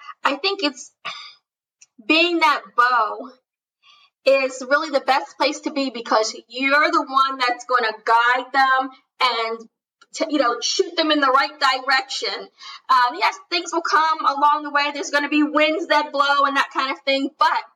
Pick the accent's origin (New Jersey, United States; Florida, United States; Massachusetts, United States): New Jersey, United States; I grew up in New Jersey